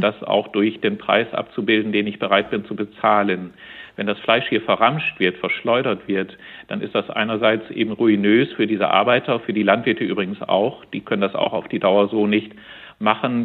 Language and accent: German; Oldenburger Münsterland, Lower Saxony, Germany; Ich komme gebürtig aus dem Oldenburger Münsterland